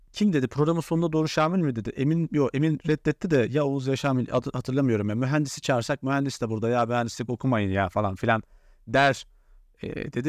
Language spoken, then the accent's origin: Turkish; Central Anatolia, Turkey; ben Orta Anadolu'da yetişmişim, memur çocuğuydum